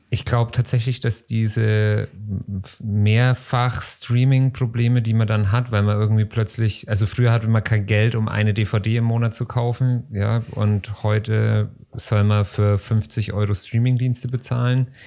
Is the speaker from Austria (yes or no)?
yes; Austria; Ich als Österreicher, meine Kinder sind alle im Keller.